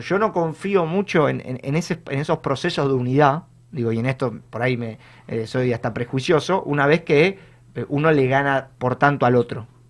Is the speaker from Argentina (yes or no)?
yes; San Isidro, Buenos Aires Province, Argentina; yo, que soy de, de San Isidro